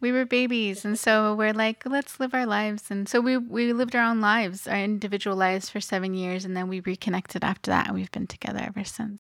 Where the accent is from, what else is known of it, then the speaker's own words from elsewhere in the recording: Los Angeles, California, United States; now in South Tucson, United States; I am originally from Los Angeles, California, where I was born and raised